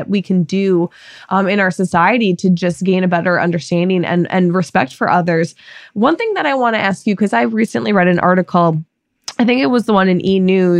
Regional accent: Minnesota, United States; because I grew up in Minnesota

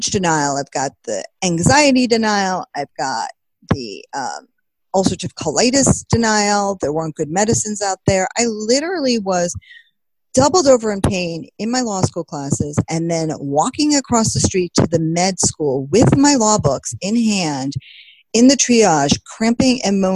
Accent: Long Island, New York, United States; now in New England, United States; I'm from Long Island

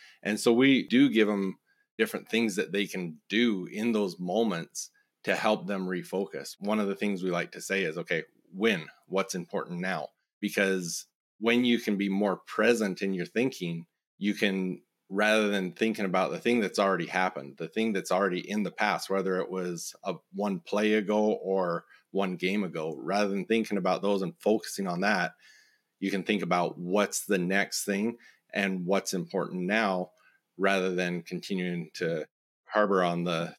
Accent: Raymond, Alberta, Canada; So I grew up in Southern Alberta on a farm just outside of a small community, Raymond, Alberta, which is like 3,500 people.

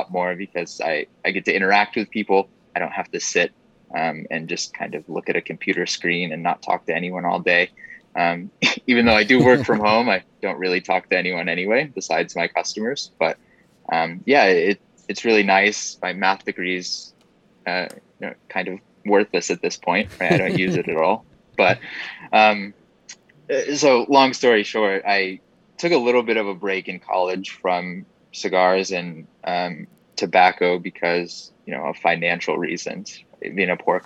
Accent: Corning, New York, United States; moved away as an adult; now in Atlanta, United States; I grew up in upstate New York in the Finger Lakes. So small town. And it's called Corning, New York.

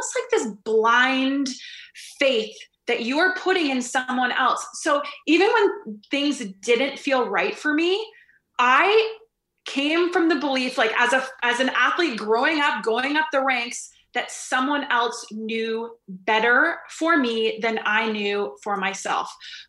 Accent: Canada; And my identity as an Olympian, as a Canadian national champion, all the labels I had given myself

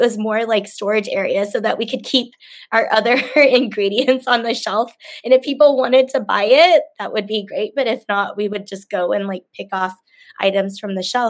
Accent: Indonesia; born there; I was a refugee camp baby. So I was born in Indonesia.

